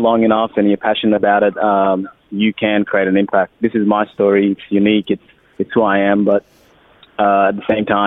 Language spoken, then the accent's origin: English; Australia; accent: Australian; also born or lived in Sudan; We've got the Australian accent